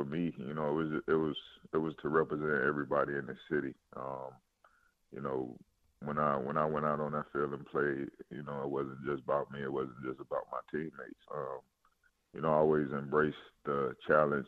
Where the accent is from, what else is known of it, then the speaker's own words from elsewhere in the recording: Miami, Florida, United States; moved away as an adult; now in Houston, United States; I'm from Miami